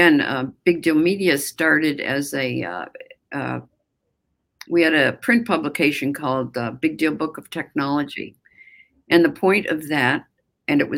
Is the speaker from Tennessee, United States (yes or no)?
no; Buffalo, New York, United States; moved away; also born or lived in all over the United States; I feel like a kind of an honorary Canadian since I grew up outside of Buffalo